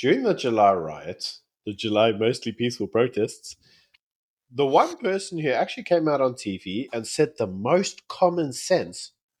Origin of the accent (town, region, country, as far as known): South Africa